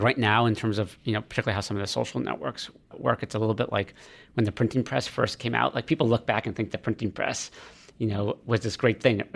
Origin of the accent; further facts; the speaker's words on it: Maine, United States; moved away; I'm from Maine originally